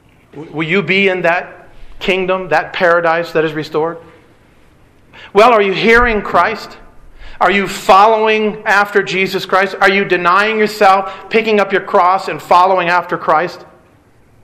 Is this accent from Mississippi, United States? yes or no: no; Detroit, Michigan, United States; I grew up in Detroit